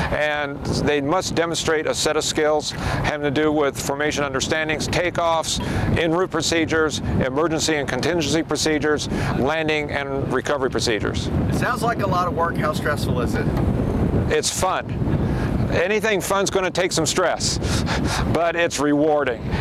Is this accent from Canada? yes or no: no; Phoenix, Arizona, United States; But I myself, I'm from Phoenix, Arizona.